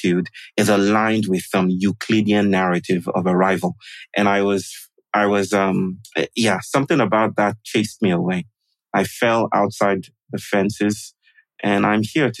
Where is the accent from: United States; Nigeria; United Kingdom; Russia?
Nigeria; moved away as an adult; now in Chennai, India; I'm born to my wonderful mother and father from the Yoruba people in Nigeria. So I'm actually Nigerian.